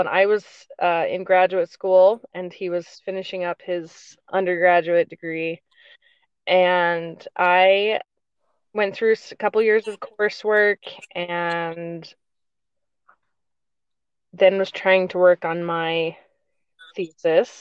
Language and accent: English; Virginia, United States; moved away as an adult; also born or lived in Ohio / Michigan / Utah; now in North Carolina, United States; I grew up in Virginia